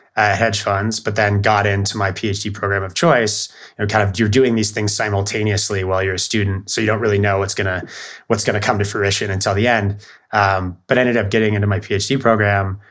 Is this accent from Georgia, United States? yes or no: no; Bellevue, Washington, United States; I grew up outside of Seattle in Bellevue.